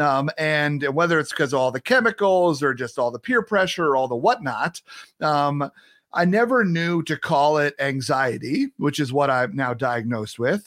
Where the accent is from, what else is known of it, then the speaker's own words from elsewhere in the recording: New York, United States; now in Midwest, United States; growing up in New York